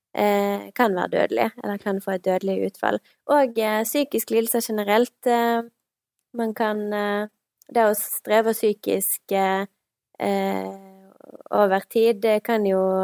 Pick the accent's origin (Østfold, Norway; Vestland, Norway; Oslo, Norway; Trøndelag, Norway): Vestland, Norway; Stord; accent: vestlandsk; moved away as an adult; now in Bergen, Norway; Jeg er 29 år, kommer fra Stord